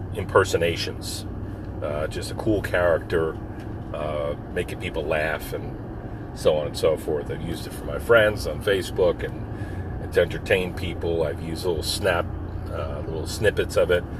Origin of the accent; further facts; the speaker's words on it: Philadelphia, Pennsylvania, United States; we're from Philly. Up from Philly